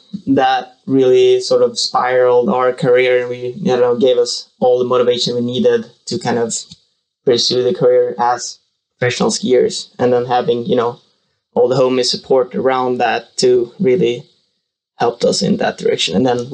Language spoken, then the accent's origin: English; Sweden; So I'm from Sweden